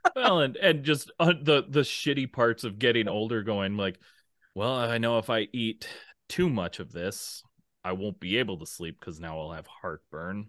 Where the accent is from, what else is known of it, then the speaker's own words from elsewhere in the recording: Minnesota, United States; I grew up, you know, Minnesota